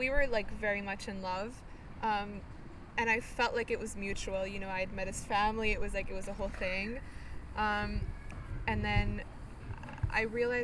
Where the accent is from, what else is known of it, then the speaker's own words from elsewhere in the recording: Bulgaria; I'm from Bulgaria.